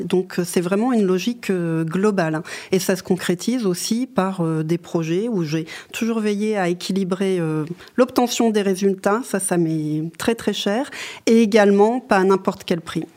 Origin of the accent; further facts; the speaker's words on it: Lorraine, Grand Est, France; moved away; je viens de Lorraine